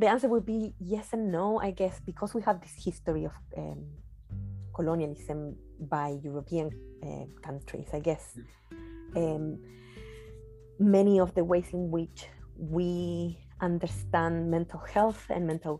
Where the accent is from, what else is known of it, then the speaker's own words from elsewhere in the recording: Chile; moved away as an adult; also born or lived in United Kingdom; in my country in Chile